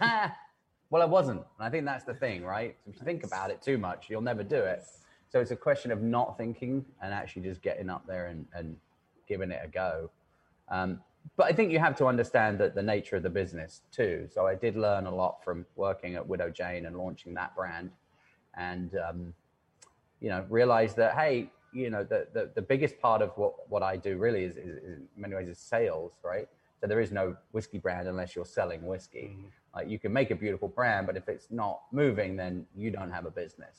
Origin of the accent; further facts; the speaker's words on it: England, United Kingdom; moved away as an adult; now in New York, United States; I am English